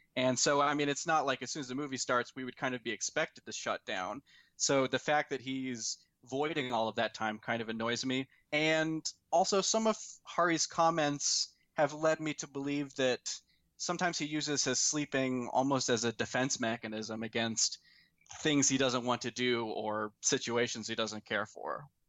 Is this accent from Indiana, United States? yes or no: yes; Fort Wayne, Indiana, United States; moved away as an adult; now in Alabama, United States; we both grew up in Fort Wayne, Indiana.